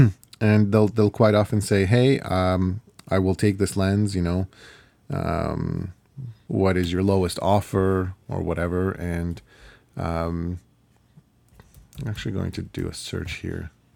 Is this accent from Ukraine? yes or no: yes; Ukraine; first language Ukrainian; English is a second language; moved away; I'm Ukrainian, I'm from Ukraine